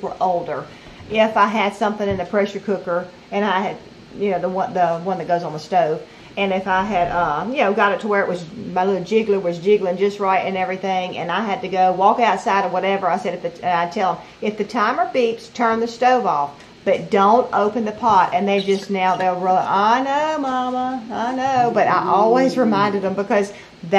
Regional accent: right outside of Baton Rouge, Louisiana, United States; moved away as an adult; now in Mississippi, United States; we were from right outside of Baton Rouge, Louisiana

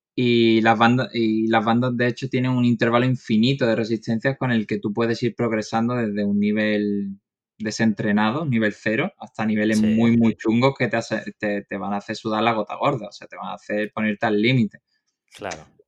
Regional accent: Málaga, Andalusia, Spain; soy de Málaga, tengo 29 años

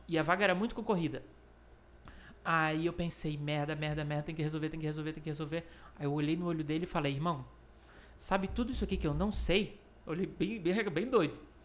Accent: Florianópolis, Santa Catarina, Brazil; é um jovem manezinho, nasci em Florianópolis

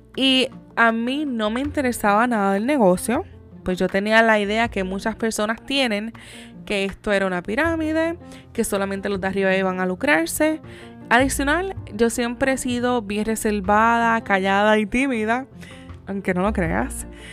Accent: Yauco, Puerto Rico; Yo soy de la ciudad o del pueblo como se le conoce de Yauco

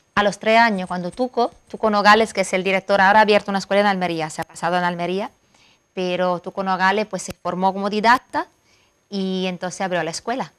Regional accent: Milan, Lombardy, Italy; Spanish is a second language; moved away as an adult; now in Marbella, Spain; Yo vengo de Milán

